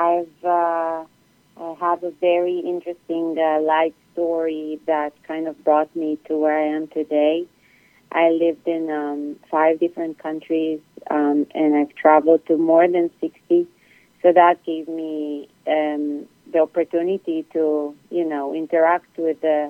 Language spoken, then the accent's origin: English; Israel; moved away as an adult; also born or lived in Europe; now in United States; I'm originally from Israel.